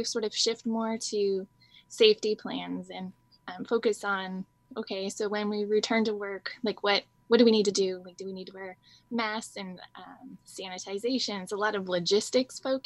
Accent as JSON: {"language": "English", "region": "Washington", "country": "United States", "tie": "born or raised there"}